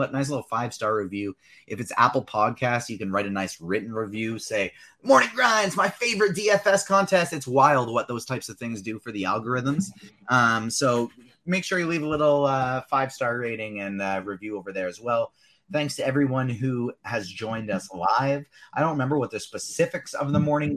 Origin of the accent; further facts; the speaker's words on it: Canada; As a fellow Canadian